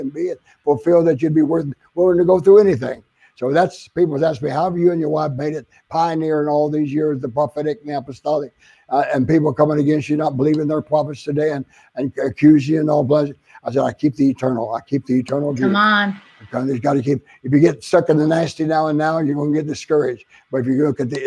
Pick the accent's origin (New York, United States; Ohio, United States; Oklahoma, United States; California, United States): Oklahoma, United States; also born or lived in San Antonio, Texas / Phoenix, Arizona; now in Florida, United States; I was from Oklahoma, the South